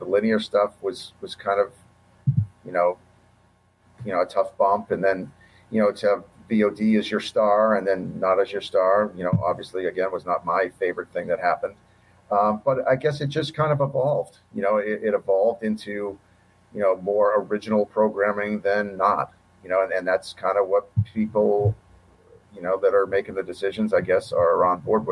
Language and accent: English; Boston, Massachusetts, United States; I grew up in Boston